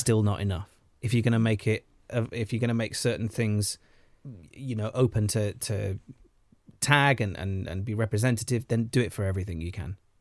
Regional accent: Welsh, Wales, United Kingdom; being Welsh

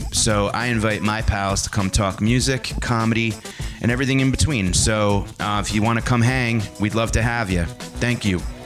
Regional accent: Vermont, United States; I'm a college student. I'm from Vermont

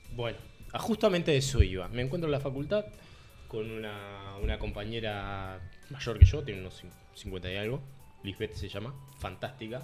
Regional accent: Uruguay; el índice de suicidios que tenemos nosotros como sociedad uruguaya

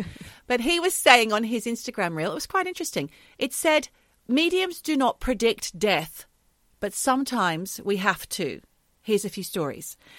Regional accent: Australia; moved away; We're Australian, but we both live in different countries now.

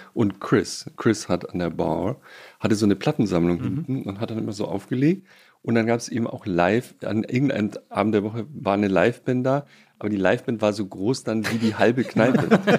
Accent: Baden-Württemberg, Germany; moved away; als Badener

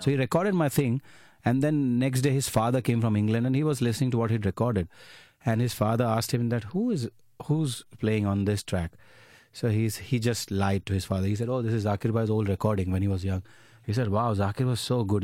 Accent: Ahmedabad, Gujarat, India; moved away as an adult; I'm from Ahmedabad.

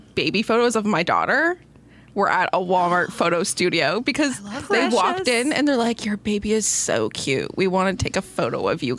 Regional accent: Timmins, Ontario, Canada; I'm from Timmins.

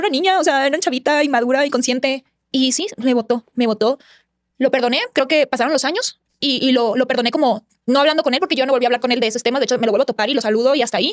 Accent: Hidalgo, Tamaulipas, Mexico; moved away; also born or lived in Mexico City; vengo de Hidalgo, Tamaulipas, que es un pueblito bien chiquito

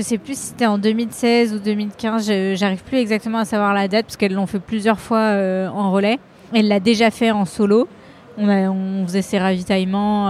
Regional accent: Lyon, Auvergne-Rhône-Alpes, France; je suis lyonnaise

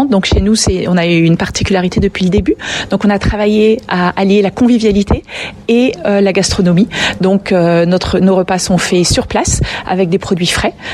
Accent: France; c'est sûrement parce qu'on est français aussi

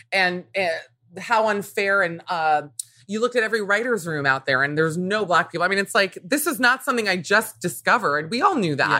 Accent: Miami, Florida, United States; growing up in Miami, which was already a very diverse place

